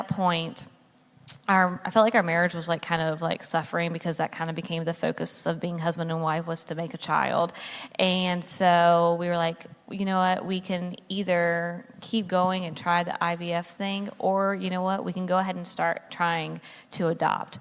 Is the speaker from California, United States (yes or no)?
no; North Carolina, United States; moved away as an adult; now in New Jersey, United States; I was born and raised in North Carolina